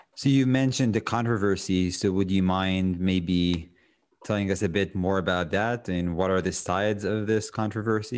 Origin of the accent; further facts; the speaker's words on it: Israel; moved away as an adult; now in United States; when I grew up in Israel, I always had dogs